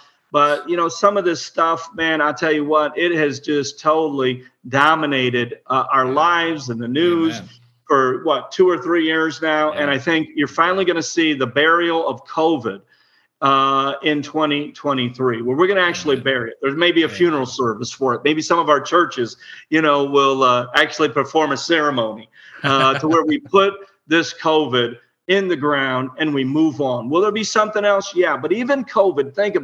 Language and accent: English; Illinois, United States; I was born in Illinois